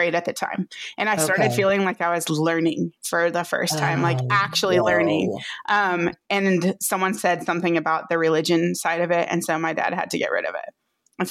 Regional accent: Crowley, Texas, United States; moved away as an adult; also born or lived in Grand Prairie, Texas / Richmond, Virginia / Fort Worth, Texas; I was born in Grand Prairie, Texas, which is right down the road from Fort Worth, and raised in Crowley, and right down the road.

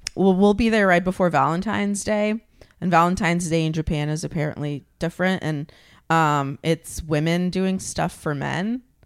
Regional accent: Ukraine; moved away; I'm from Ukraine

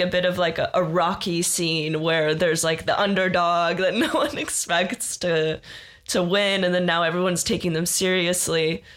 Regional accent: Israel; moved away; I am originally from Israel

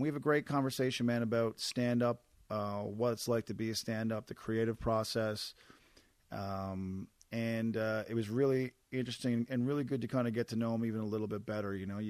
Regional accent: East Coast, Canada; I'm from the East Coast, where like rain was just part of most weeks, so I've kind of adjusted.

